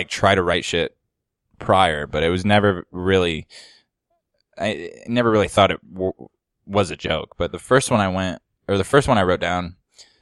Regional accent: southern Indiana, United States; moved away as an adult; now in Huntington Beach, United States; I'm from Indiana, actually, originally

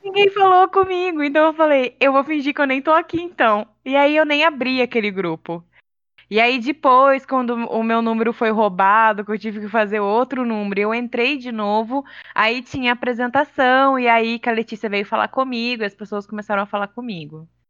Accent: Vargem Grande do Sul, São Paulo, Brazil; eu sou do interior de São Paulo. Minha cidade chama Vargem Grande do Sul.

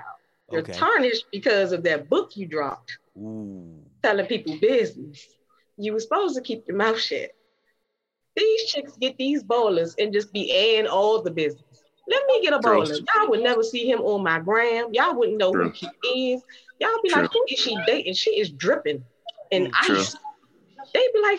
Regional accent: Washington, District of Columbia, United States; also born or lived in Prince George's County, Maryland; I lived in D.C. and Maryland growing up, but mainly Uptown, and then we moved to Maryland, PG County

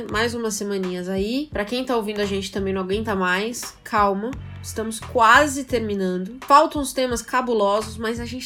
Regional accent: São Paulo, Brazil; Eu, como boa paulista que sou, eu vejo o Rio totalmente separado

